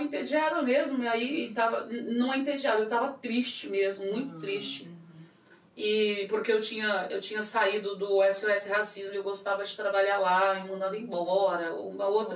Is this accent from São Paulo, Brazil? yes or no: yes; São Paulo, Brazil; eu sou muito paulista, muito brasileira